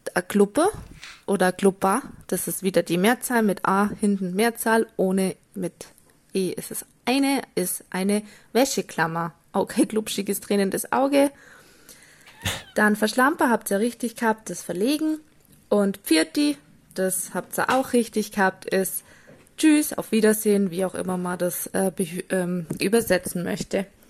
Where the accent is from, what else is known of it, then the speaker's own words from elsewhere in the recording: near Füssen, Bavaria, Germany; accent: Bavarian (mix of Allgäu, Austrian and Upper Bavarian); Also gebürtig komme ich aus der Nähe, ziemlich nah an der Grenze zu Österreich, also in der Nähe von Füssen, falls das jemand kennen sollte. Ähm, und da eben kommt auch der Dialekt her.